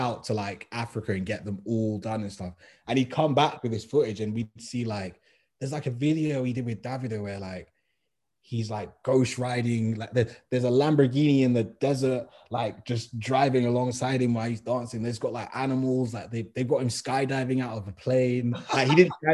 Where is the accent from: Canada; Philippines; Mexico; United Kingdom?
United Kingdom; London; I'm from West